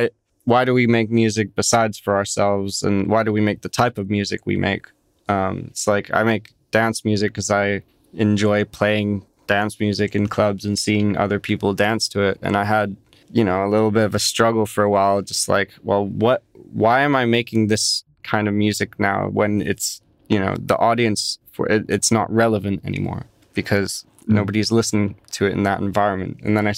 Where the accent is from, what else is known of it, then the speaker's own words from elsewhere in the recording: London, United Kingdom; born there; now in United States; I was born in London, yes, but I don't know. I don't know if I'd call myself British or call myself American.